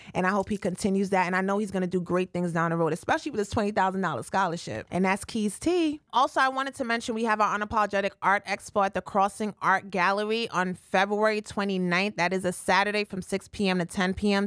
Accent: Jamaica; I'm Jamaican

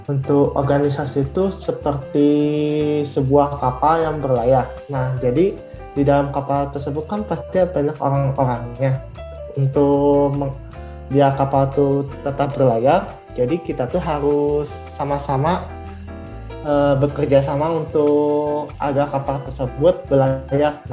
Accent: Bandung, West Java, Indonesia; Aku asli Bandung, Kak.

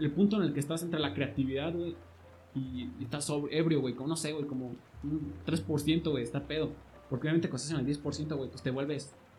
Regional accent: Mexico; nos damos, güey, los mexicanos

